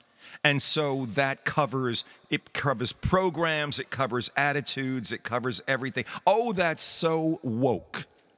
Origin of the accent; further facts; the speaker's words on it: New York City, New York, United States; It was part of the larger thing of being a New Yorker.